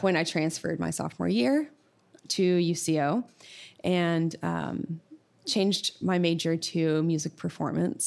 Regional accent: Sulphur, Oklahoma, United States; I grew up in Sulphur, Oklahoma

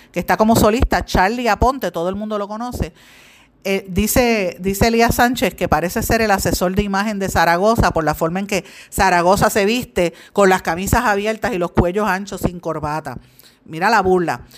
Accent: Puerto Rico; uno como puertorriqueña

